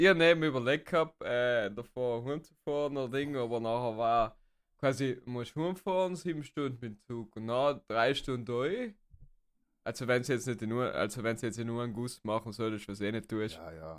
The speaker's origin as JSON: {"language": "German", "area": "South Tyrol", "region": "Trentino-Alto Adige", "country": "Italy", "said": "als Südtiroler oder generell als Deutschsprachiger"}